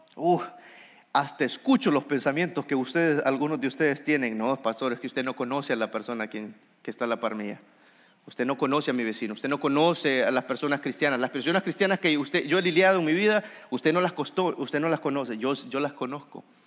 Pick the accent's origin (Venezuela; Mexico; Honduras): Honduras; soy hondureño